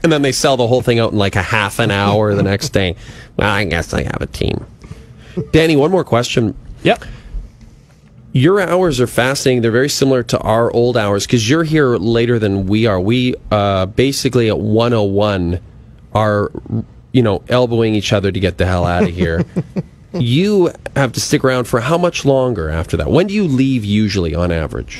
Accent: Athabasca, Alberta, Canada; moved away; my hometown of Athabasca

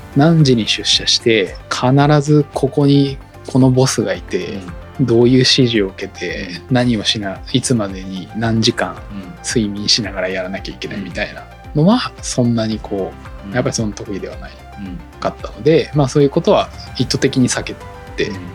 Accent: Chiba, Japan; 私も千葉県出身なんですけど千葉出て

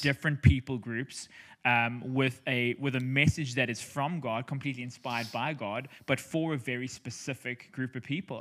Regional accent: South Africa; also born or lived in Cape Town; we're South African, we're living in Cape Town

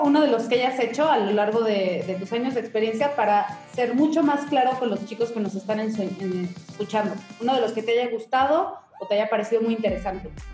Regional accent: Mexico; todos los mexicanos tuviéramos

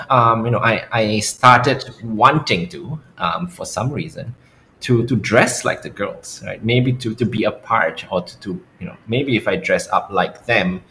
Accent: Jakarta, Indonesia; also born or lived in Germany; I was born in Germany, right? And I stayed there until I was 5 before my parents moved back to Jakarta, to Indonesia

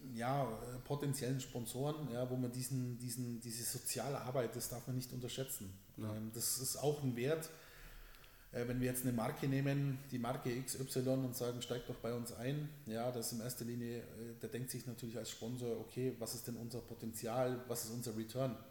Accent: Southern Germany, Germany; also born or lived in Spain; bei uns im Süden

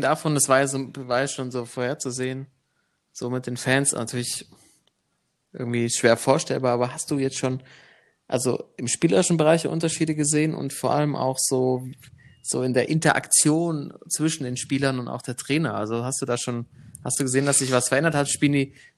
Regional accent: Germany; als Deutscher

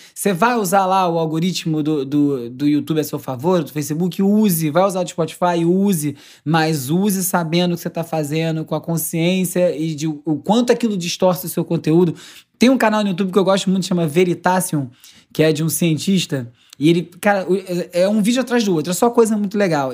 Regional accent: Carioca, Rio de Janeiro, Brazil; accent: carioca

